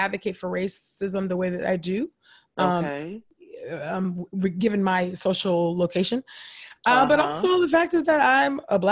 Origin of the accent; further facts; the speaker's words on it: California, United States; I grew up born and raised in California